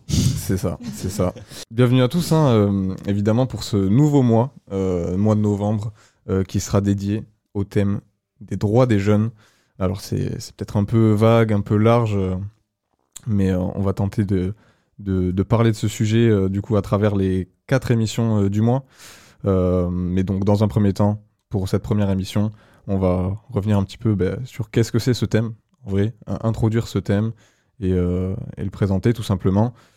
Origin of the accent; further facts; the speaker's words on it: Agen, Nouvelle-Aquitaine, France; je viens d'Agen aussi